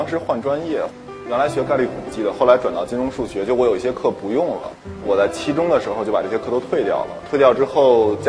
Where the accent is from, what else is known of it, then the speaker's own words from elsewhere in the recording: China; 我给他拿护照看，我我中国人，然后我是个学生